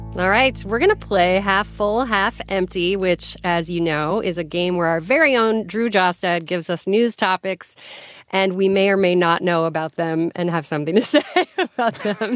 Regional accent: Colorado, United States; I grew up in Colorado.

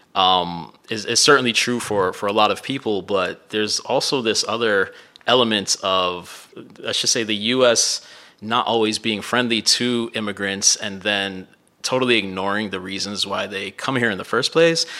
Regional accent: Miami, Florida, United States; moved away; also born or lived in Midwest; growing up in Miami

